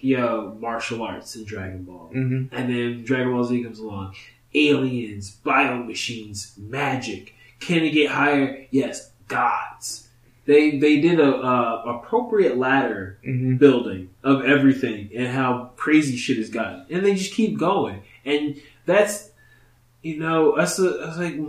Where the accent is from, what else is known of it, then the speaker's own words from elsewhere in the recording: Ohio, United States; moved away; I'm from Ohio